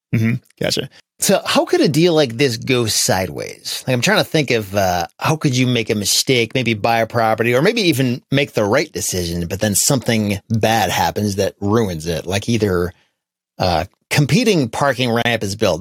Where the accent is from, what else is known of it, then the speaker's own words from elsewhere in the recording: Grand Rapids, Michigan, United States; my hometown of Grand Rapids